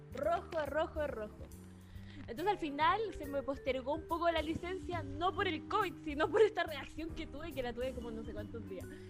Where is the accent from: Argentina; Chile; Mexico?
Chile; moved away as an adult; now in Santiago, Chile; yo no soy de acá de Santiago, yo soy de Gilfue